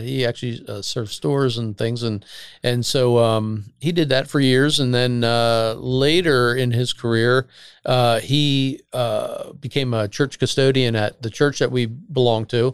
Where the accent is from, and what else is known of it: Bucks County, Pennsylvania, United States; born or raised there